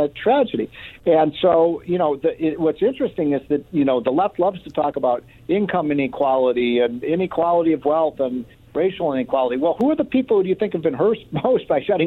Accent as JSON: {"language": "English", "region": "Illinois", "country": "United States", "tie": "born or raised there", "said": "my home state of Illinois"}